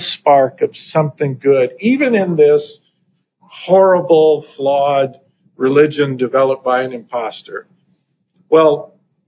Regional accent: Idaho, United States; moved away as an adult; also born or lived in New Hampshire; I grew up in Idaho

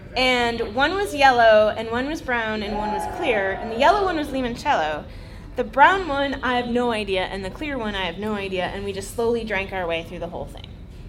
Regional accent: California, United States; Zinfandel, because I'm from California.

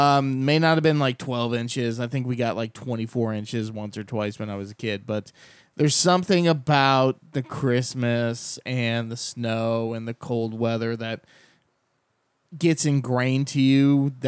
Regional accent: Kentucky, United States; moved away; I grew up in Kentucky.

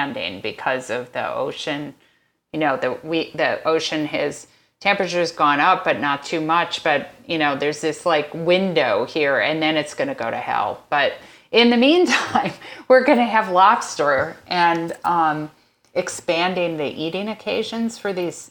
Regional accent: East Coast, United States; moved away; also born or lived in Madison, Wisconsin; I grew up on the East Coast, so I grew up eating lobster, and so then I moved to the Midwest

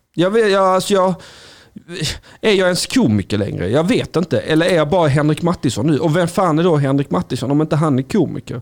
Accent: Skåne, Sweden; Jag är en blek kurd. Jag är skåning

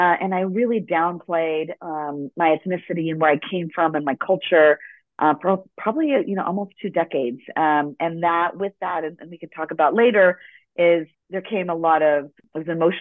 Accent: Los Angeles, California, United States; first language Spanish; English is a second language; also born or lived in El Salvador (ancestry) / Ecuador (ancestry); I was born in Los Angeles, and Spanish was my first language.

